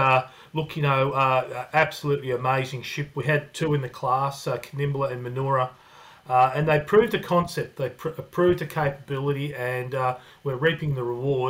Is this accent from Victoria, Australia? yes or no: yes; Melbourne, Victoria, Australia; also born or lived in Newcastle, Australia / Croatia; So we went down to Melbourne and ended up staying there in the southeastern suburbs.